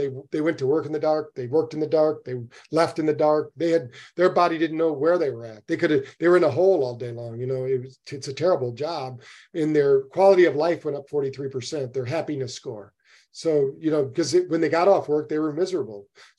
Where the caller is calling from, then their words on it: New Bern, North Carolina, United States; I'm in New Bern, North Carolina. I'm just up from Florida.